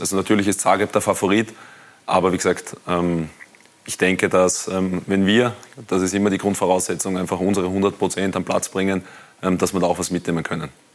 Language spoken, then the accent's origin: German; Wiener Neustadt district, Lower Austria, Austria; ich komme aus, der, aus dem Bezirk Wiener Neustadt